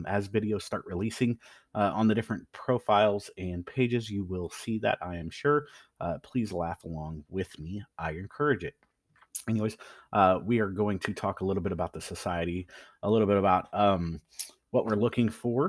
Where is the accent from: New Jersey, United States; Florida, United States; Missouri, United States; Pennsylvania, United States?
Missouri, United States; Central; also born or lived in East Coast; I'm born and raised in Central Missouri